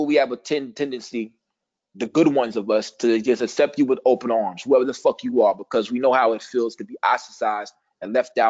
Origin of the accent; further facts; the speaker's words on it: Missouri, United States; I ain't from Kansas, but I'm from Missouri.